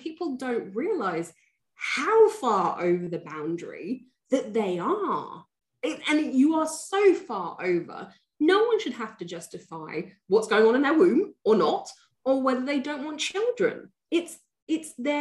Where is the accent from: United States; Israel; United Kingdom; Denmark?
United Kingdom; England; I'm British, I'm English